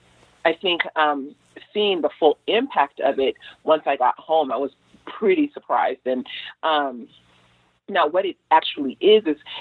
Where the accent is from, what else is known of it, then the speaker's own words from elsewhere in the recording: Los Angeles, California, United States; I grew up in South LA. I was there during the riots